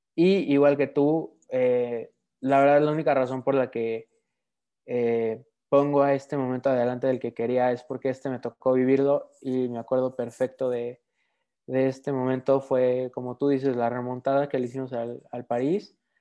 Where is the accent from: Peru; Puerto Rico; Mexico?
Mexico; también obviamente soy mexicano